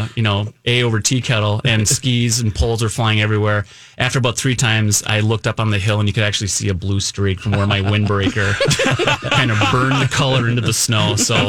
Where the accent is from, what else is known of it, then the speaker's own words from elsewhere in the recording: Minneapolis, Minnesota, United States; So I was born and raised in Northeast Minneapolis.